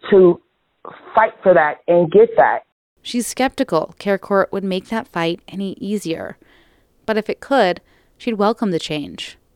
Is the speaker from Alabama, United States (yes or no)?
no; Stockton, California, United States; I'm like I'm from Stockton, and that's like about five hours away.